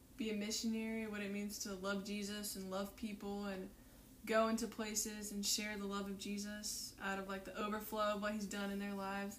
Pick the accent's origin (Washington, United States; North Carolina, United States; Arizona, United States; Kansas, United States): North Carolina, United States; now in Kona, United States; I'm from North Carolina